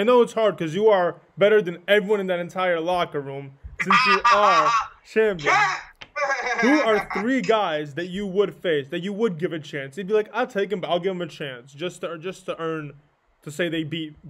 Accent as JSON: {"language": "English", "region": "New York", "country": "United States", "said": "I'm from New York."}